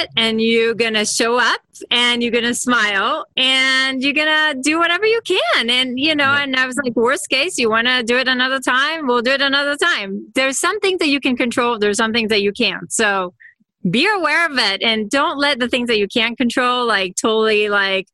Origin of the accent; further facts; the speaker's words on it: Israel; now in California, United States; I'm from Israel, but I'm in California now.